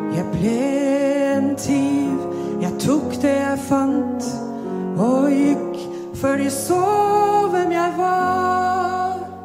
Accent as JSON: {"language": "Norwegian", "town": "Mumbai", "region": "Maharashtra", "country": "India", "tie": "born or raised there", "moved": "as an adult", "lives_now": "Drammen, Norway", "said": "jeg er født og oppvokst i India. I Bombay, på vestkysten."}